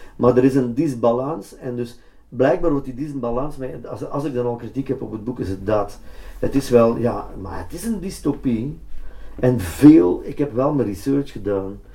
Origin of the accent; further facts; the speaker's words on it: Antwerp, Flanders, Belgium; Antwerpen met name, dan toch mijn thuisstad